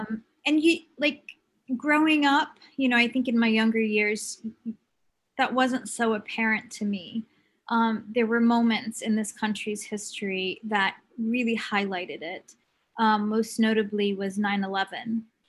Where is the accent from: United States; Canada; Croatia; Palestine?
Palestine; also born or lived in Kuwait; Briefly, I guess my story is every Palestinian story. You know, my family was exiled in the 67 war. They became refugees and ended up in Kuwait, where I was born in 1970, dating myself.